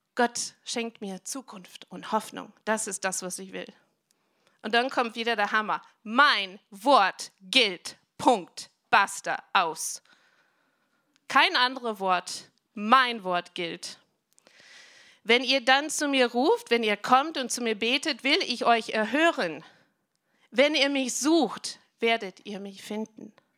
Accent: United States; German is a second language; moved away as an adult; now in Germany; ich bin Amerikanerin, aber ich bin schon ewig in Deutschland

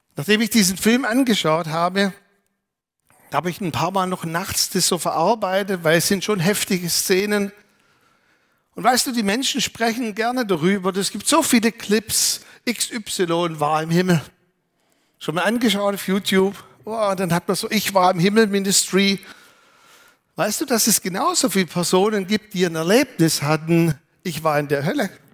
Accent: Germany; Wir möchten als Deutsche

